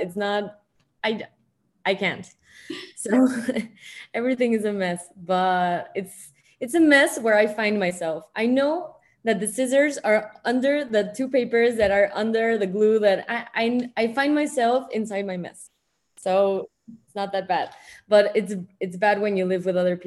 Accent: Mexico City, Mexico; I was born here in Mexico City

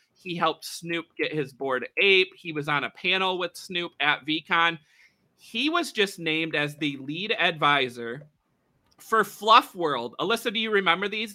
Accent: United States; us Americans here

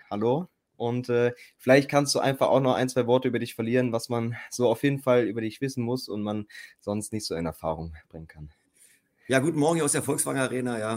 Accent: Fernneuendorf, Brandenburg, Germany; moved away as an adult; also born or lived in Hamburg; now in Wolfsburg, Germany; ich bin ja ähm, ähm, groß geworden in der DDR, ehemalige DDR.

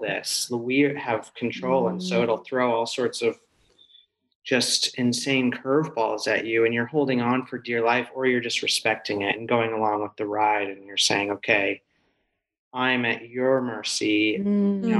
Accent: Missouri, United States; moved away as an adult; now in Los Angeles, United States; I went to USC. So, but I'm from Missouri

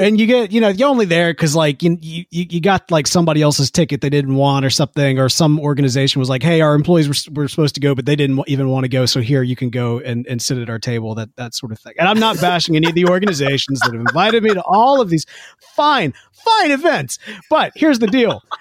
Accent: Jackson, Mississippi, United States; Growing up in Jackson, Mississippi

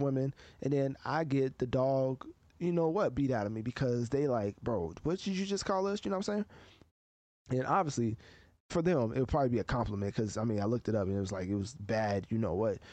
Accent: United States; as an American reviewer of music

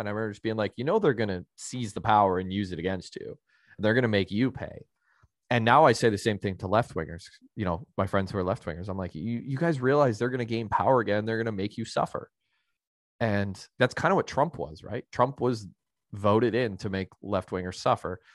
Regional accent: Canada; being a Canadian

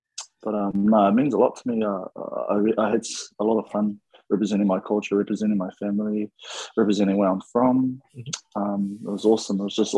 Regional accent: Pangaru, Northland, New Zealand; now in Auckland, New Zealand; but I'm currently living in Auckland. Auckland's probably one of the biggest cities in New Zealand, but I grew up in a small little rural area called Pangaru. It's like, it's probably about, I don't know, like 50 to 100 people living there.

